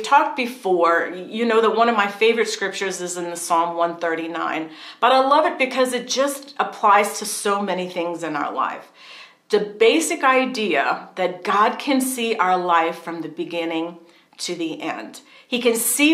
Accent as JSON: {"language": "English", "town": "New Orleans", "region": "Louisiana", "country": "United States", "tie": "born or raised there", "moved": "as an adult", "said": "We moved here from New Orleans, been there pretty much all of our lives"}